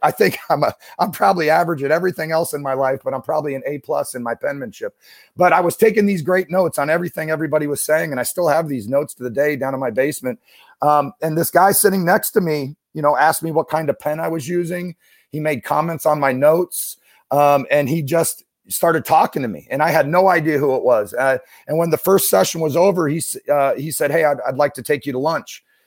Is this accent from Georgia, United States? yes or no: no; Issaquah, Washington, United States; now in Saint Louis, United States; I grew up outside of Seattle, um, in, uh, in a town called Issaquah